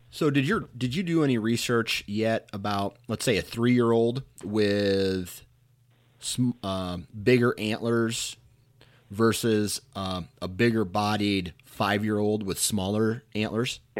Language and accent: English; Iowa, United States; I'm from Iowa